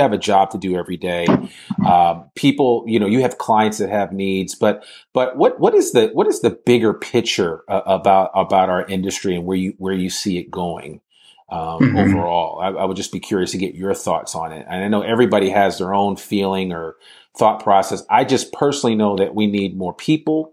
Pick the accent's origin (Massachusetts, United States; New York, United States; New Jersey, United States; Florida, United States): New Jersey, United States; Teaneck; I'm from Teaneck, New Jersey